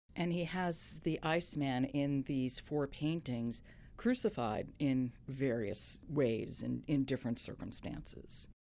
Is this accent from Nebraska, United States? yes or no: no; New York, United States; I grew up in New York